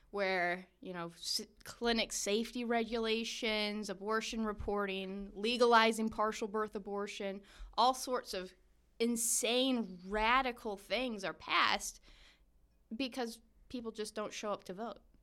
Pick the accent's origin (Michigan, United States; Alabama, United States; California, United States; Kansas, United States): Michigan, United States; we Michiganders